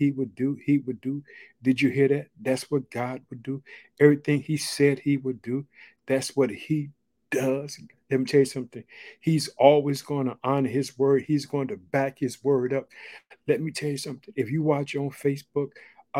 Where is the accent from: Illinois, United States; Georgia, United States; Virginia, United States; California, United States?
Illinois, United States; born or raised there